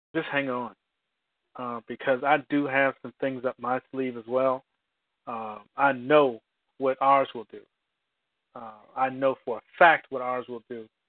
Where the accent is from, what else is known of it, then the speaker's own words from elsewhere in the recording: United States; I'm an American